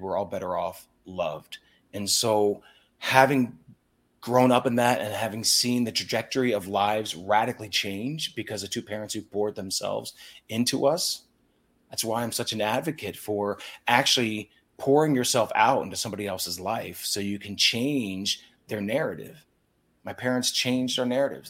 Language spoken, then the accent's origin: English; Lancaster County, Pennsylvania, United States; I grew up in Lancaster County, Pennsylvania